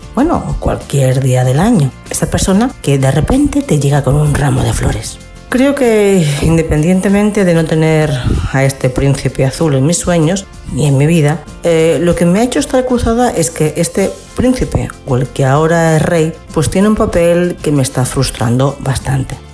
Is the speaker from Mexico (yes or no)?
no; Spain; como ciudadana española